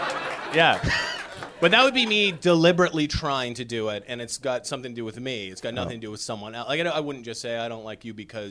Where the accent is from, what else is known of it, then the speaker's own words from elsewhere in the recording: Canada; I am Canadian